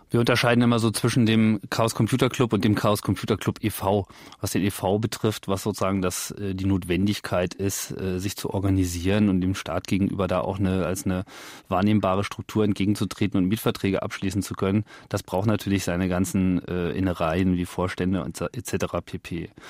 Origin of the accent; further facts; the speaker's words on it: Hanover, Lower Saxony, Germany; in meinem Heimatort Hannover